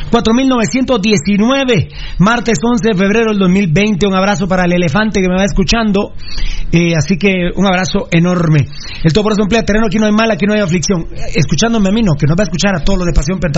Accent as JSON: {"language": "Spanish", "country": "Guatemala", "tie": "born there", "said": "Guatemala. País donde yo nací. En Arabeo."}